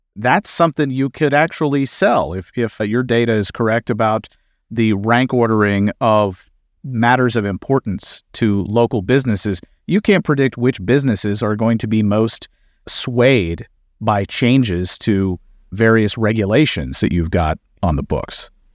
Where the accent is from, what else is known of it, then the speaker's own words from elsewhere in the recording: Kentucky, United States; my home state of Kentucky